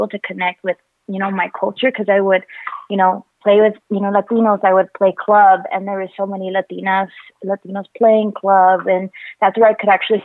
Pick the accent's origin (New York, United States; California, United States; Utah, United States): Utah, United States; St. George; now in Salt Lake City, United States; I grew up in St. George, Utah